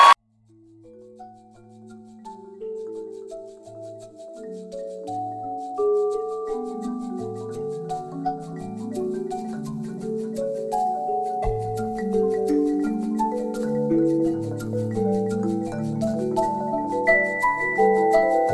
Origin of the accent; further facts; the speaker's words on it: Mississippi, United States; now in Atlanta, United States; I grew up poor black in Mississippi.